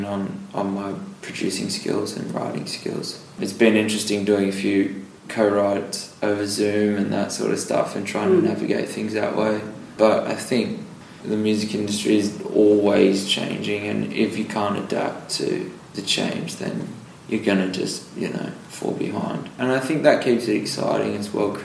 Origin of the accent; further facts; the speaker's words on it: Kiama, New South Wales, Australia; I'm from Kiama. I went to Kiama Primary School.